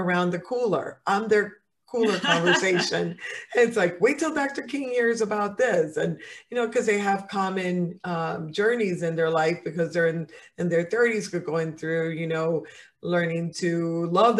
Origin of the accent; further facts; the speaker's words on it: Dominican Republic; now in United States; I'm Latin, and in my country, and I'm from the Dominican Republic